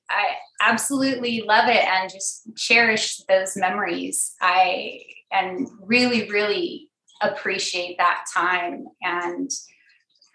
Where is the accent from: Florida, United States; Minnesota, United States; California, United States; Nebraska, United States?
California, United States; Sacramento; I am born and raised in Sacramento, California